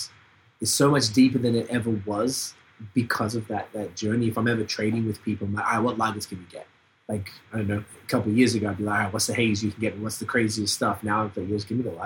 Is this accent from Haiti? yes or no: no; Melbourne, Victoria, Australia; moved away; also born or lived in Montreal; my hometown in Melbourne